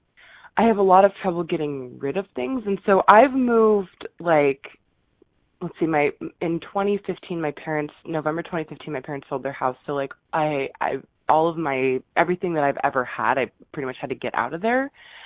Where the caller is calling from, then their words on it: Seattle, Washington, United States; I'm calling from Seattle.